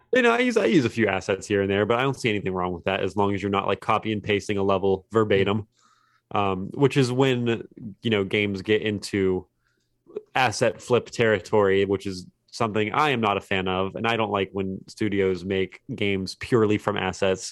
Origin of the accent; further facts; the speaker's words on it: Fairmont, West Virginia, United States; I'm from Fairmont, West Virginia. It's a small place.